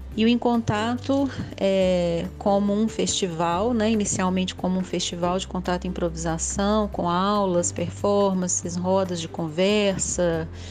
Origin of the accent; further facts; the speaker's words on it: Belo Horizonte, Minas Gerais, Brazil; eu sou de Belo Horizonte